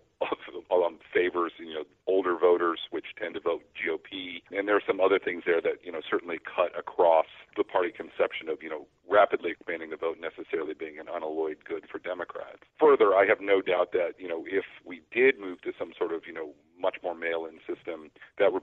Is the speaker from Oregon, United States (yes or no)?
yes; Oregon, United States; moved away; I'm originally from Oregon